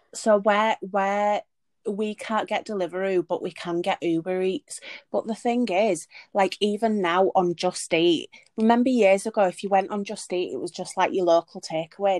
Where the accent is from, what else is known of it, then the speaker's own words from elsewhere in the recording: Leeds, Yorkshire and the Humber, United Kingdom; now in Liverpool, United Kingdom; I am originally from Leeds but moved to Liverpool.